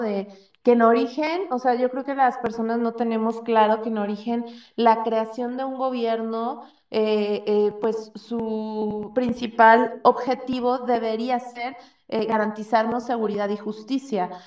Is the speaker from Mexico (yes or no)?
yes; Mexico; como mexicanos